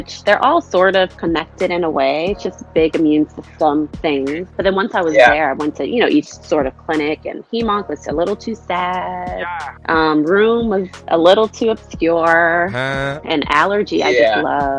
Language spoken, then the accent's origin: English; New Orleans, Louisiana, United States; moved away; we're from New Orleans. We're super Southern folks. Mm-hmm. And, you know, grew up in a house where school was super important